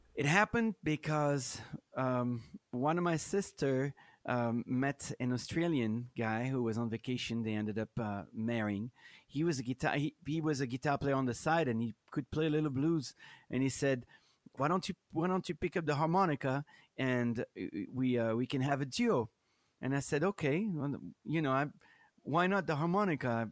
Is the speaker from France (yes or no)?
yes; France; English is a second language; moved away as an adult; also born or lived in Minneapolis / Chicago; I'm from France